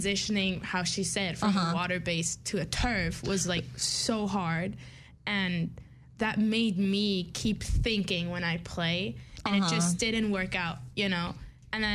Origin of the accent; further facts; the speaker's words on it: Mannheim, Baden-Württemberg, Germany; moved away as an adult; I'm from Mannheim, Germany